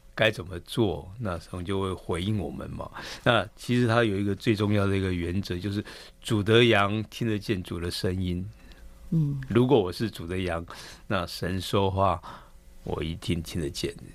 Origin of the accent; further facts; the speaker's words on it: Keelung, Taiwan; 我们本身是在基隆市区长大的